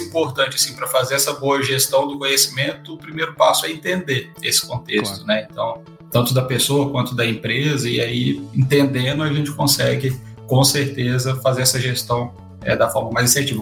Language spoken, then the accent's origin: Portuguese; Carmo da Mata, Minas Gerais, Brazil; accent: mineiro; now in Campinas, Brazil; eu sou mineiro, de uma cidade muito bonita, né, lá no interior de Minas, que se chama Carmo da Mata